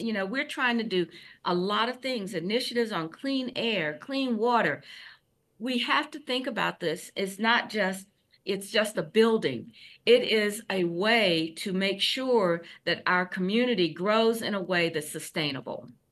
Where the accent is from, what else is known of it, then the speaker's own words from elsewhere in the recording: Columbia, South Carolina, United States; now in Charlotte, United States; I grew up in Columbia, South Carolina